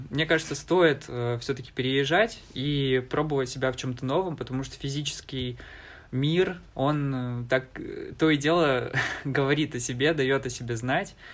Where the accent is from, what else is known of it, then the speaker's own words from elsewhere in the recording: Alchevsk, Luhansk Oblast, Ukraine; moved away as an adult; now in Saint Petersburg, Russia; я из Алчевска, э, а, Волче... это Алчевск, это такой небольшой город, максимум людей, максимальное количество людей, которые там было, это 100 120 тысяч человек, это в лучшие времена